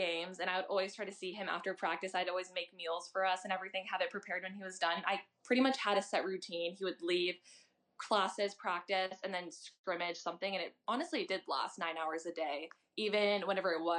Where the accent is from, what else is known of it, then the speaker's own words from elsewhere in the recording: St. Louis, Missouri, United States; I'm from St. Louis